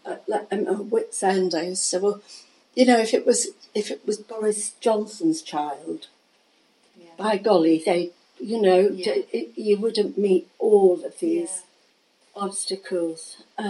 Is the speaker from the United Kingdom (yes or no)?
yes; Manchester, North West England, United Kingdom; We came from the Manchester area.